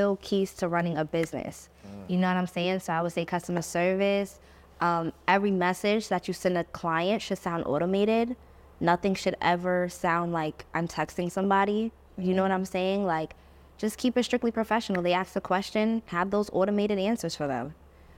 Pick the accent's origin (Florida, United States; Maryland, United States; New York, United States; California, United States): New York, United States; It's like, we're from New York.